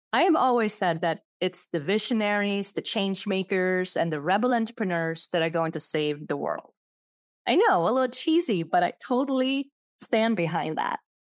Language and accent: English; Sweden; English is a second language; also born or lived in Switzerland / San Francisco; now in Austin, United States; I I'm born in Zevers, a little, tiny, small town under, uh, Geneva Lake in Switzerland. And I grew up in Sweden